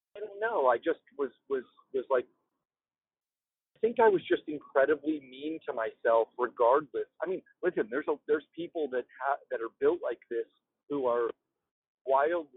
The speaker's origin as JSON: {"language": "English", "region": "Florida", "country": "United States", "tie": "born or raised there", "also_born_or_lived": "Maryland", "moved": "yes", "lives_now": "California, United States", "said": "I grew up in Florida and like the East Coast. And then I lived in Maryland, you know, later when my mom got remarried, we moved to Maryland"}